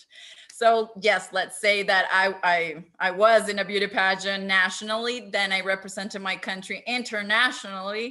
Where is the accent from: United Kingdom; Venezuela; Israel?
Venezuela; I come from my home country, that is Venezuela